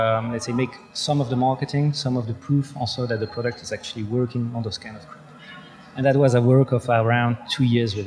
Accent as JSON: {"language": "English", "country": "Belgium", "said": "I'm from Belgium"}